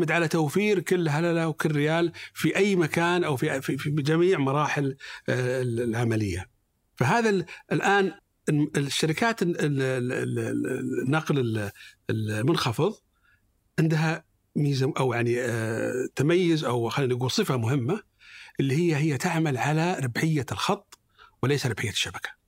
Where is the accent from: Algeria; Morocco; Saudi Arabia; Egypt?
Saudi Arabia; Eastern Province; أنا من اهل الشرقيه